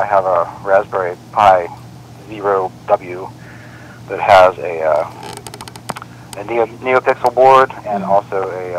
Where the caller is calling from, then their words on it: Pennsylvania, United States; I'm calling from Pennsylvania.